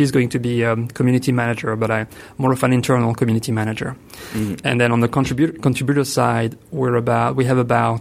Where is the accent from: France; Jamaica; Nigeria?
France; accent: French; English is a second language; moved away as an adult; also born or lived in Italy; now in Ithaca, United States; I was born in France, which explains the accent.